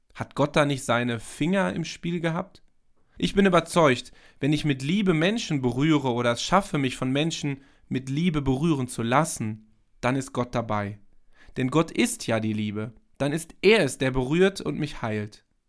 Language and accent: German; Germany; bei uns in Deutschland